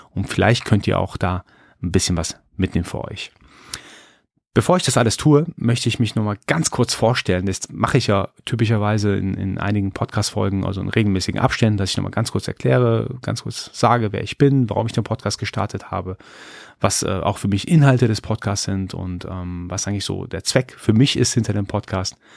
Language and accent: German; Iran; born there; als gebürtiger Iraner, als gebürtiger Perser, ist das Schamgefühl, das kriegt man so irgendwie rein verpflanzt von seiner Kultur.